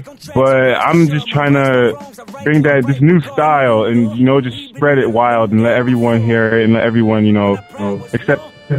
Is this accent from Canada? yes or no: yes; Toronto, Ontario, Canada; For those of you who don't know, I'm from Toronto, Canada.